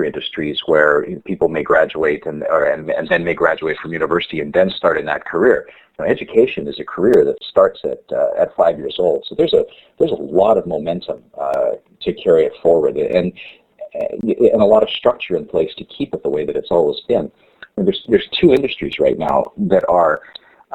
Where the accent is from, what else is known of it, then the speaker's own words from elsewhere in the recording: Canada; as a Canadian